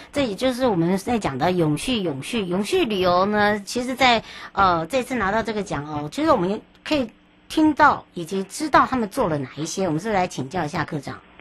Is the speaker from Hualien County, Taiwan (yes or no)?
yes; Yuli, Hualien County, Taiwan; moved away; 我的故乡花莲